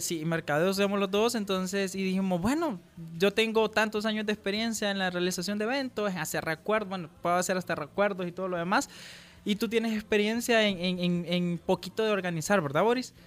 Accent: El Salvador; como emprendedores salvadoreños

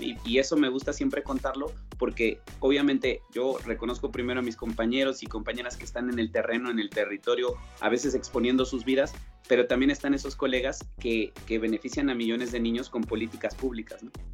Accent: Mexico; accent: Mexican; now in Colombia; por mi acento sabes que soy de México

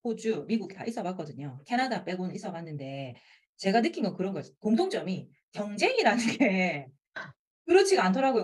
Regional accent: Busan, South Korea; accent: Busan dialect; 부산 사투리를 가르치고

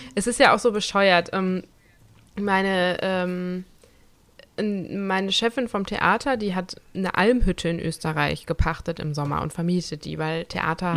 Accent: Germany; moved away; in Nersen, wo ich herkomme

